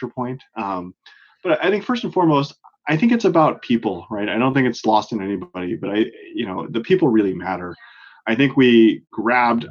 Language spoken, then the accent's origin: English; Oakland, California, United States; moved away as an adult; now in Boston, United States; I'm a Bay Area native in Northern California. I grew up in Oakland, right across the bay from San Francisco